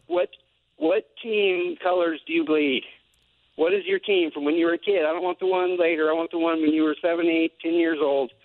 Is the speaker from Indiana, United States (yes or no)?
no; Oregon, United States; I was born here in Oregon, lived here my whole life